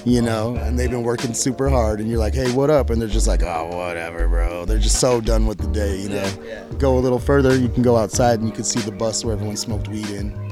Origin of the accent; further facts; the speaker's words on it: Eugene, Oregon, United States; I come from Eugene everyone there is very like community minded.